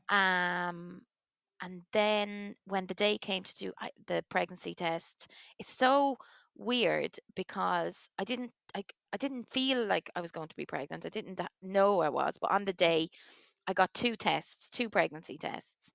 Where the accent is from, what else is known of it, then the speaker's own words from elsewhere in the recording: Waterford, Munster, Ireland; now in Leixlip, Ireland; I'm from Waterford.